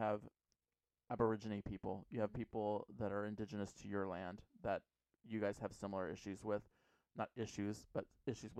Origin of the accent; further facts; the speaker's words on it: United States; we feel as Americans, because we are a melting pot of people